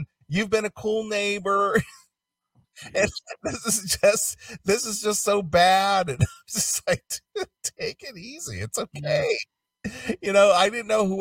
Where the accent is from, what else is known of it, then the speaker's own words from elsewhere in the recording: Ohio, United States; moved away as an adult; also born or lived in California; I was from Ohio and Midwestern